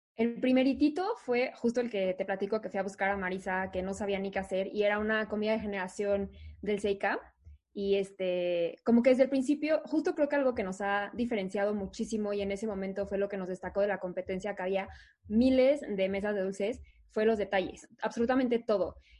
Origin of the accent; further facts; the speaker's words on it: Mexico City, Mexico; yo toda la vida estado en el DF, aquí nací, aquí estudié